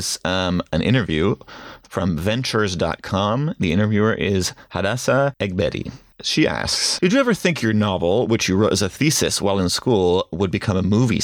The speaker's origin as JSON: {"language": "English", "town": "Washington", "region": "District of Columbia", "country": "United States", "tie": "born or raised there", "said": "I grew up in Washington, D.C."}